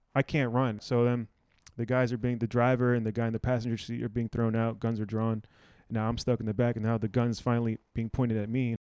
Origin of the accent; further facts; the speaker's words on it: Silver Spring, Maryland, United States; growing up in Silver Spring